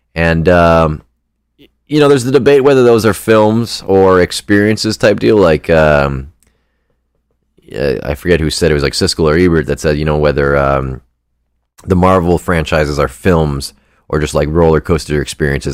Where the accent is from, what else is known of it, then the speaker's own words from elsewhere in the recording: Canada; I'm a Canadian